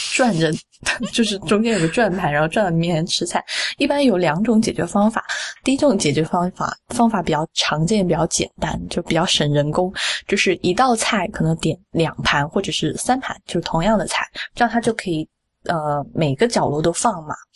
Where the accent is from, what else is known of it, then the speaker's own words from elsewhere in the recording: Sichuan, China; 我，我四川人嘛